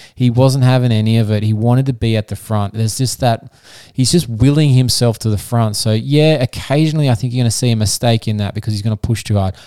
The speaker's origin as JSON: {"language": "English", "country": "Australia", "said": "I'm not American, I'm Australian"}